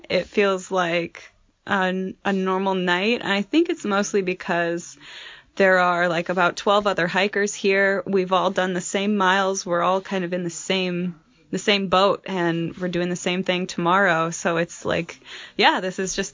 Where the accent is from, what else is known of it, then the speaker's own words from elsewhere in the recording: Marshalltown, Iowa, United States; moved away; also born or lived in Grand Teton National Park, Wyoming; I'm originally from Marshalltown, Iowa, and most recently I was living and working in Grand Teton National Park, Wyoming.